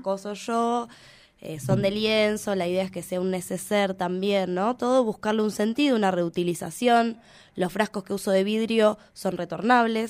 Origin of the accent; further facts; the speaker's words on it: Plotier, Neuquén, Argentina; yo soy de Plotier